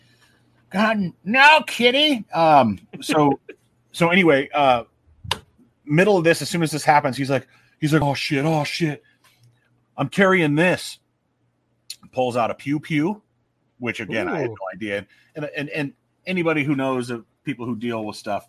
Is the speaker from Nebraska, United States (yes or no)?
yes; Omaha, Nebraska, United States; Omaha. Oh, no, it's my hometown